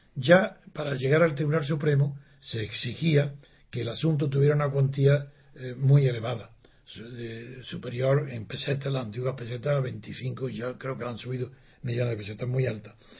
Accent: Granada, Andalusia, Spain; Soy de Granada y digo Siu, con C

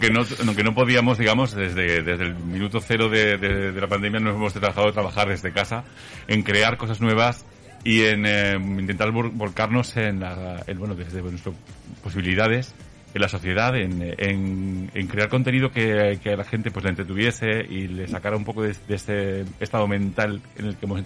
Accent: Zaragoza, Aragon, Spain; la cultura, me gusta Zaragoza y quiero apostar por, mi tierra

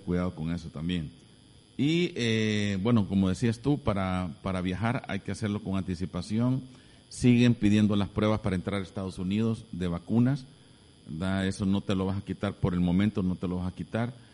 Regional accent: El Salvador; nosotros como buenos salvadoreños

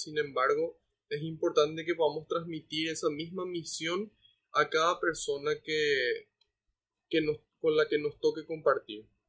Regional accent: Paraguay; como iglesia paraguaya

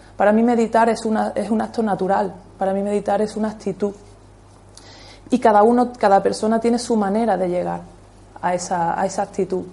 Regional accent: Almuñécar, Andalusia, Spain; En aquella época yo nací en Almuñeca

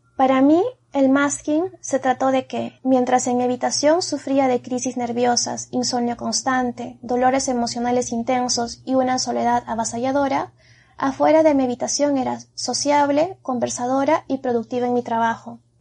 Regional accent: Peru; Soy peruana, tengo 31 años

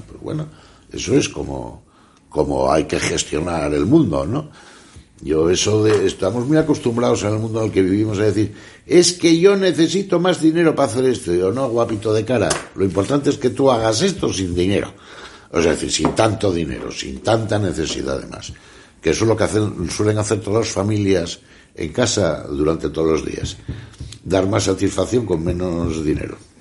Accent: Asturias, Spain; en Asturias vivimos todavía

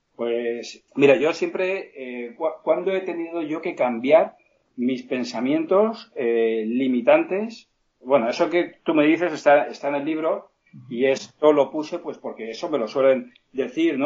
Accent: Petrer, Valencian Community, Spain; Yo soy de un pueblo que se llama Petrel, en Alicante

